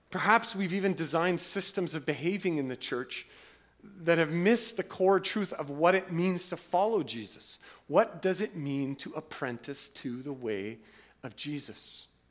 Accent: Canada; twenty-first century autonomous, individualistic, wealthy Canadians

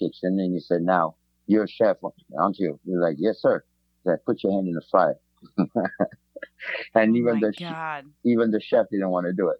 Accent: French Riviera, Provence-Alpes-Côte d'Azur, France; moved away; growing up in the French Riviera, we lived like literally by the beach

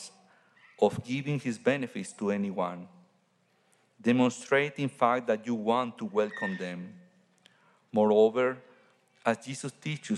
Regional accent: Mexico; now in Santiago, Chile; I'm from Mexico

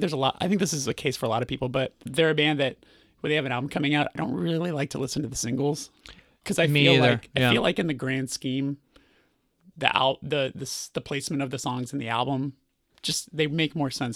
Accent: Burbank, California, United States; Burbank, California.

